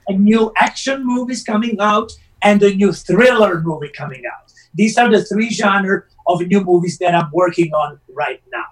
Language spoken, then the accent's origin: English; Rome, Lazio, Italy; moved away as an adult; now in Los Angeles, United States; my hometown and Rome and in Italy